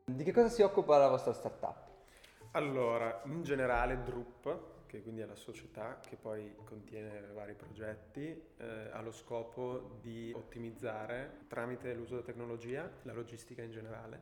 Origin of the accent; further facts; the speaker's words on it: Belluno, Veneto, Italy; moved away as an adult; also born or lived in Milan; dal mio paese Belluno